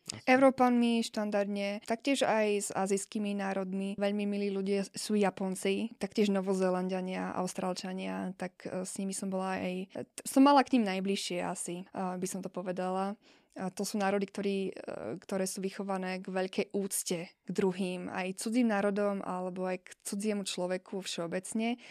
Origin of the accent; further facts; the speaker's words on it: Slovakia; moved away; propagujem sa ako Slovenka, nehambím sa za